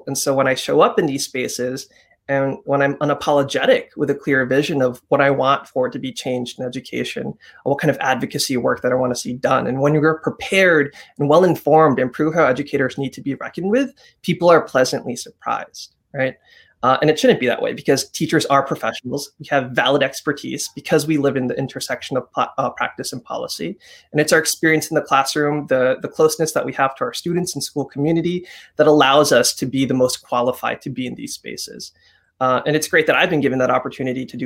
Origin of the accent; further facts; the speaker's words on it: United States; I was born and raised here